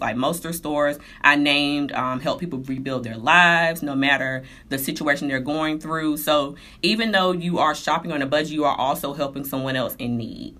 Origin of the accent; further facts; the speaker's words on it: Durham, North Carolina, United States; I was born in Durham, North Carolina